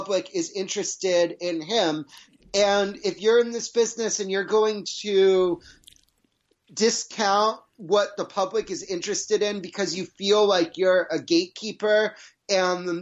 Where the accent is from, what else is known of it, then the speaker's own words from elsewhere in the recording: New England, United States; I grew up in New England and listened to Mike and the Mad Dog with my dad